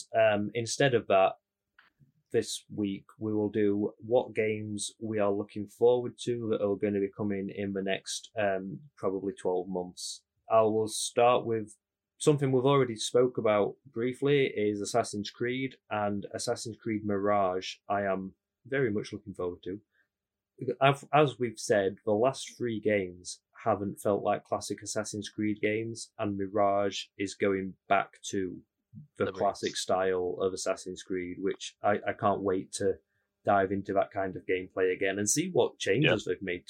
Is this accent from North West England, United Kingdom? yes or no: no; Yorkshire and the Humber, United Kingdom; we're from Yorkshire